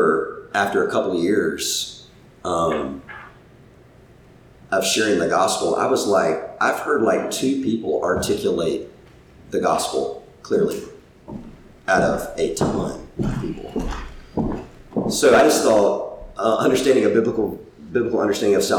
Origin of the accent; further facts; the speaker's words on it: South Carolina, United States; growing up in South Carolina